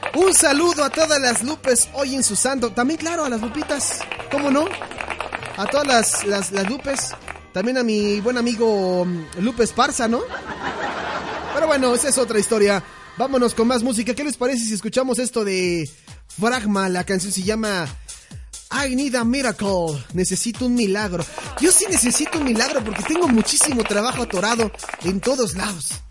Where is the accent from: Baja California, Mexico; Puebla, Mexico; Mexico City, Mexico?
Mexico City, Mexico; Como cualquier capitalino, ¿no? Como cualquier chilango